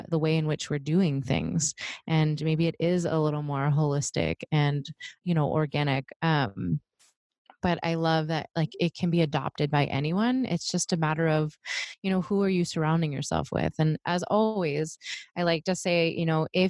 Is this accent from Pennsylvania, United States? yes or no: yes; Pittsburgh, Pennsylvania, United States; moved away; I'm from the East Coast, I'm from Pittsburgh